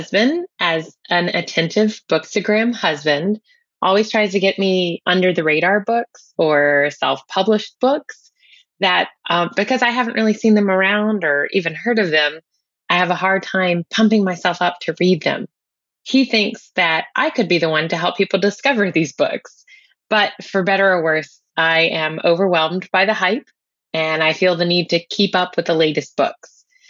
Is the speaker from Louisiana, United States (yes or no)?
yes; New Orleans, Louisiana, United States; Hi, Annie. I'm … from New Orleans.